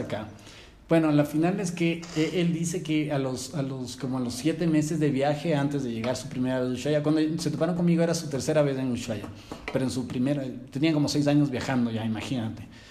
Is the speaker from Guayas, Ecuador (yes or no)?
no; Quito, Pichincha, Ecuador; Cuando salí yo de Quito